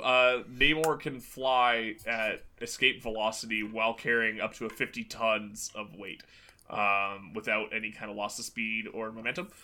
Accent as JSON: {"language": "English", "country": "Canada", "said": "we're Canadian"}